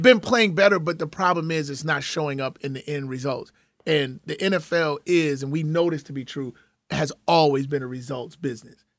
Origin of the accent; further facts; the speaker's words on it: Chicago, Illinois, United States; growing up in Chicago